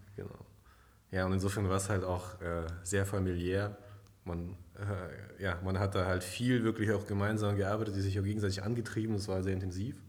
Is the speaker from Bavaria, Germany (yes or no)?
no; near Stuttgart, Baden-Württemberg, Germany; also born or lived in Kazakhstan; Ich bin ursprünglich aufgewachsen in Kasachstan mhm. bis zu meinem zehnten Lebensjahr. Dann bin ich nach Deutschland gekommen und ja, habe dann eben mein Abi gemacht in der Nähe von Stuttgart